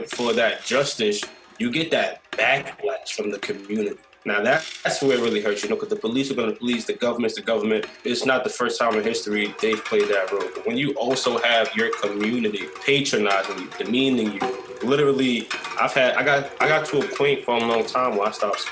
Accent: New York City, New York, United States; I grew up on the North Shore

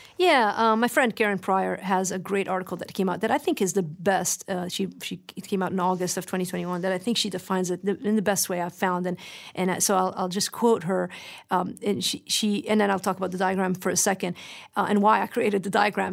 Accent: Lebanon; moved away; remember growing up in Lebanon

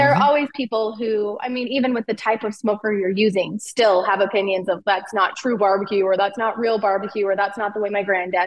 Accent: Utah, United States; both of us grew up with meals occasionally cooked on the grill, but we're from Utah

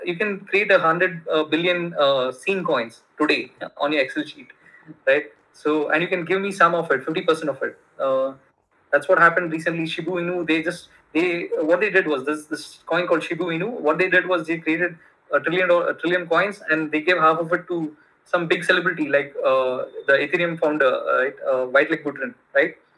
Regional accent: Bangalore, Karnataka, India; first language Kannada; English is a second language; moved away as an adult; also born or lived in United States; my hometown is Bangalore

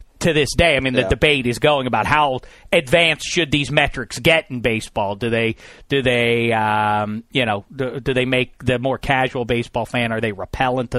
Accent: Pittsburgh, Pennsylvania, United States; as a kid growing up in Pittsburgh

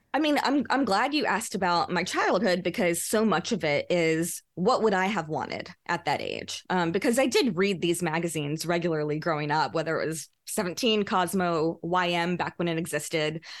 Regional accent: Louisiana, United States; moved away as an adult; now in New York, United States; I have a lot of great friends still from my childhood growing up in Louisiana.

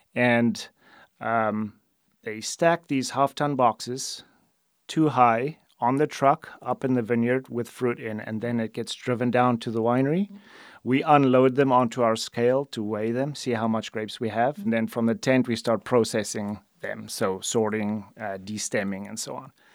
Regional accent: South Africa; moved away as an adult; now in United States; I'm originally from South Africa

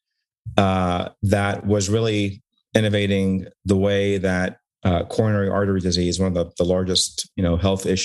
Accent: Newark, Delaware, United States; also born or lived in Cairo, Egypt; I grew up in Delaware, basically from pre-K all the way to pre-med to college. So, and it was a great little town in Newark

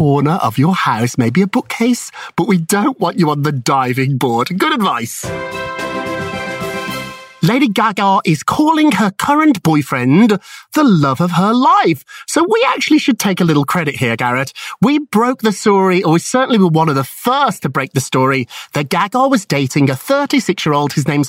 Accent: United Kingdom; now in United States; I'm British myself

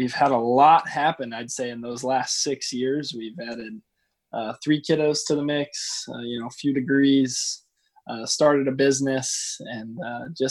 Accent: Cuba, Missouri, United States; I grew up in Cuba, Missouri

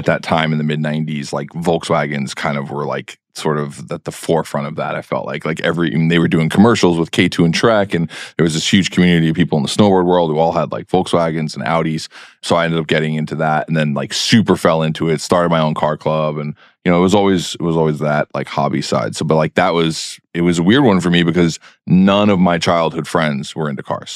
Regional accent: New York City, New York, United States; I grew up in New York City

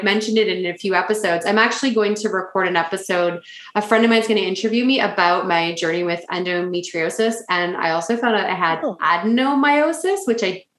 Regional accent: Canada; I'm the Canadian …

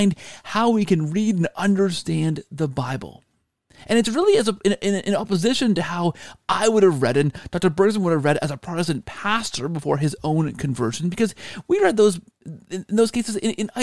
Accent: Canada; all of my Canadian life.

